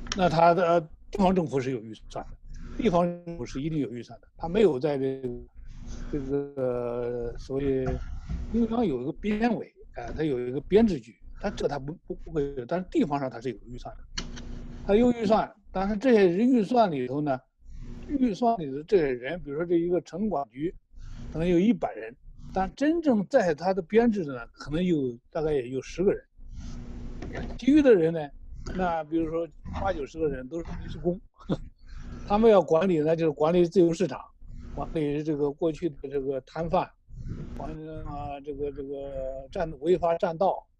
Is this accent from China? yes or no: yes; China; 我们中国人